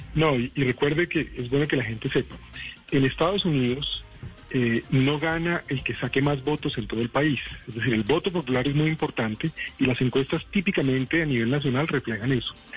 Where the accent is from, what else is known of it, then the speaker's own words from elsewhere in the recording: Colombia; como colombiano y como persona que ha ejercido eh, la responsabilidad de representar a Colombia